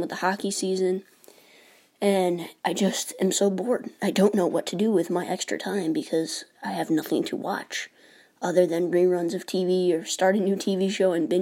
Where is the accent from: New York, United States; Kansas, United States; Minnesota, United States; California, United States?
New York, United States; I was born and raised in New York